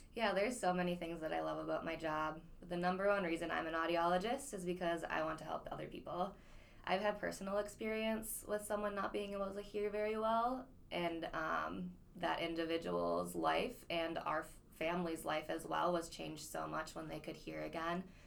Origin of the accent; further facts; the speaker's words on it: Grand Forks, North Dakota, United States; moved away as an adult; now in Fergus Falls, United States; I'm born and raised in Grand Forks, uh, North Dakota